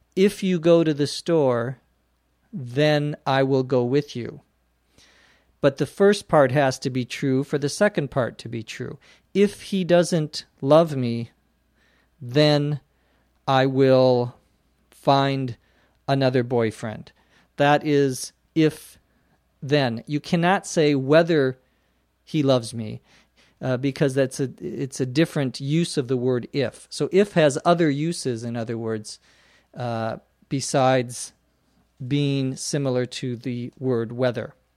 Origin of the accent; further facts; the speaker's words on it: United States; also born or lived in Los Angeles, California / Phoenix, Arizona; Most Americans, as you probably know, don't know the temperature in Celsius because we use the Fahrenheit scale here